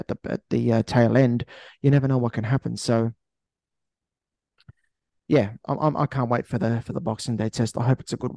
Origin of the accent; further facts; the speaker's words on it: Australia; I know I'm an Aussie